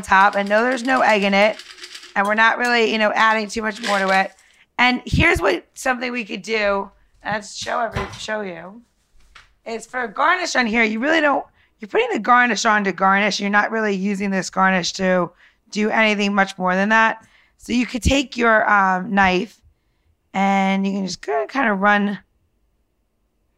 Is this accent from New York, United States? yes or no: yes; New York, United States; I grew up in New York